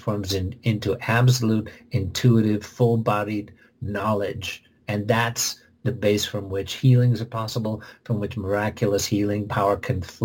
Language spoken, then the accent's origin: English; Oak Park, Illinois, United States; I'm from Oak Park, Illinois